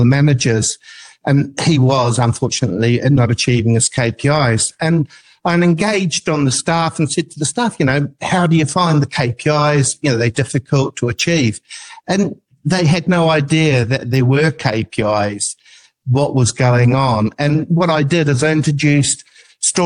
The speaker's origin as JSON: {"language": "English", "country": "New Zealand", "said": "I'm an New Zealander"}